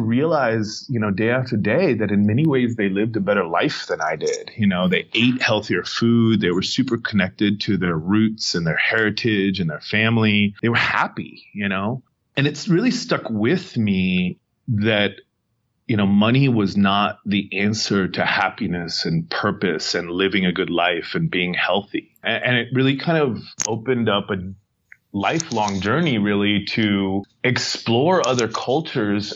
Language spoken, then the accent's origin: English; Santa Monica, California, United States; I grew up in Venice and Santa Monica here in California